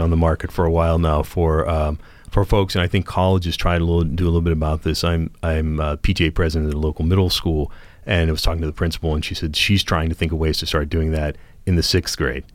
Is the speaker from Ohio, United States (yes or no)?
yes; Steubenville, Ohio, United States; I grew up near the Franciscan University of Steubenville